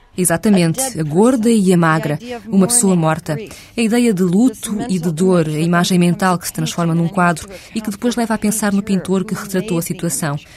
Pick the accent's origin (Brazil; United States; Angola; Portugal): United States; Minnesota; O meu segundo romance passava-se numa versão da minha cidade natal, no Minnesota